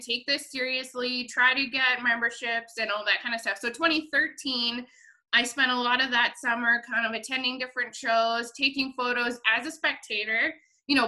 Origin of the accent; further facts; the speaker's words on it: Rocky Mountain House, Alberta, Canada; My hometown rodeo of Rocky Mountain House